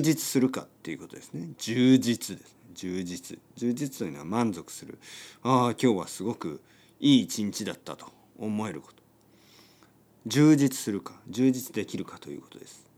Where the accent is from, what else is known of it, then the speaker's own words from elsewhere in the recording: Japan; 僕は田舎出身ですね。田舎出身で、えー、田んぼとか畑に囲まれて育ちました